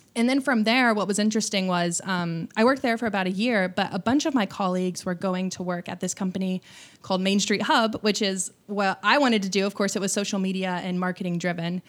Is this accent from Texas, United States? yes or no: no; Bloomington, Indiana, United States; moved away as an adult; also born or lived in Evansville, Indiana; now in Austin, United States; I was raised in Bloomington, Indiana, which is home of, um, Indiana University.